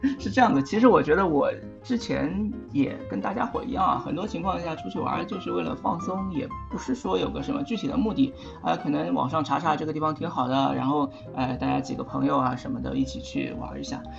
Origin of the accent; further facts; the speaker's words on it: Shanghai, China; 我来自上海，现在在陆家嘴上班，算是一个，呃，金融业的打工仔